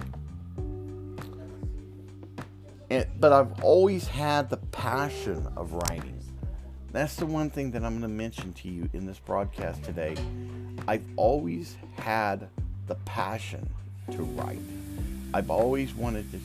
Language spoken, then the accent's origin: English; the South, United States; accent: Southern drawl; moved away; also born or lived in the North (US); I got a Southern drawl